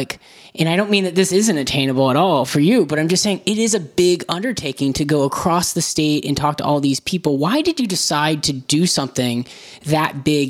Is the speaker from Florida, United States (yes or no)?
yes; Florida, United States; I'm from Florida